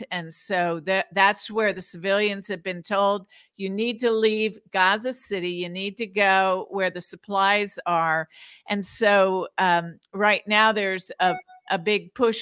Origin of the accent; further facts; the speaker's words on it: United States; I love being an American